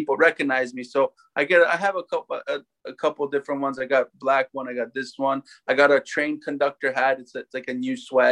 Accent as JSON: {"language": "English", "town": "Toronto", "region": "Ontario", "country": "Canada", "tie": "born or raised there", "said": "Born and raised in Toronto, like I said, played hockey my whole life"}